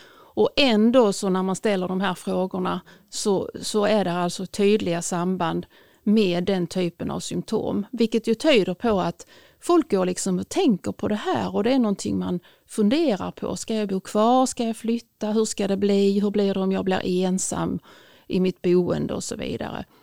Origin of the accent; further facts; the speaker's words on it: Sweden; jag är etnisk svensk och inte invandrare